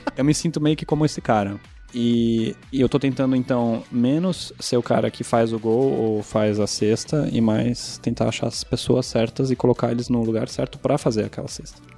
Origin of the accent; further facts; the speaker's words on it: Germany; moved away as an adult; also born or lived in United States; Eu sou alemão